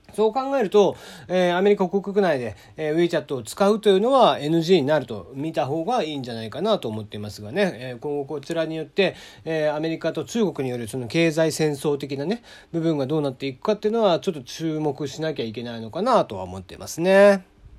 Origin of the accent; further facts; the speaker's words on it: Kagoshima, Japan; accent: Kagoshima dialect; first language Japanese; moved away; 僕もこう、感情が高ぶったりとかすると、実はこう、鹿児島弁が結構出たりとかしちゃいます。で、まあそういうのはやっぱり母国語というのが、まあ日本語でありつつ、鹿児島弁なんですよね。